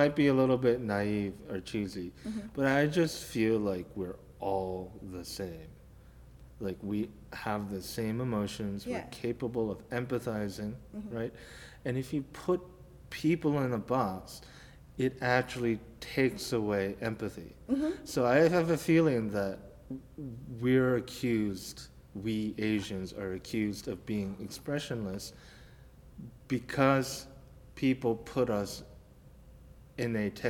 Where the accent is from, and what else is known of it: Colorado, United States; born there